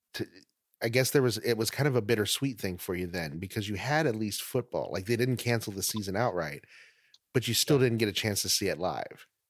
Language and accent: English; Oregon, United States; I'm from Oregon